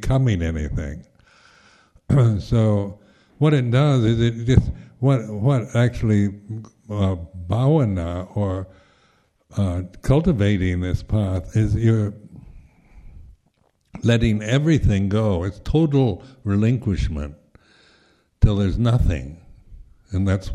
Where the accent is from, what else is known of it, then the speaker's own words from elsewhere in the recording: United States; being American